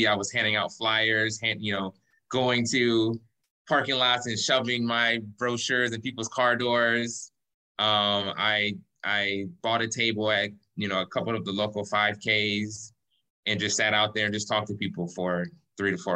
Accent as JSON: {"language": "English", "town": "Cleveland", "region": "Ohio", "country": "United States", "moved": "as an adult", "lives_now": "Lakewood Ranch, United States", "said": "I'm originally from Cleveland, Ohio"}